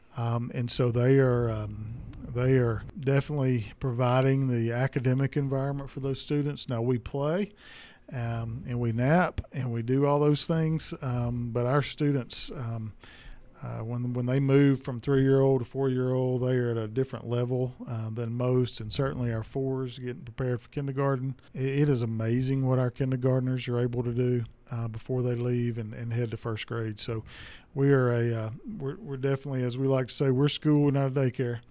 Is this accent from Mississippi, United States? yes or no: yes; Durant, Mississippi, United States; moved away as an adult; also born or lived in DeSoto County, Mississippi; I grew up in Durant, Mississippi, which is about two hours south of here.